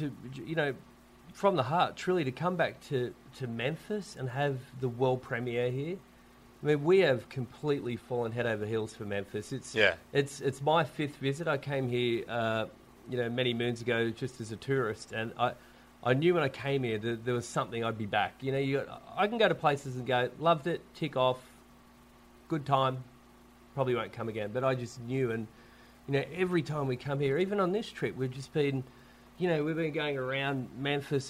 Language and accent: English; Sydney, New South Wales, Australia; where I grew up in Sydney and Wallachia